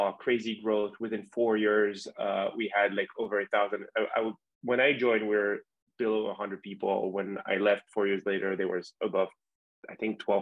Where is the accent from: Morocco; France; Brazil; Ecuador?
France; English is a second language; moved away as an adult; also born or lived in Miami / New York; I'm from France. I grew up there.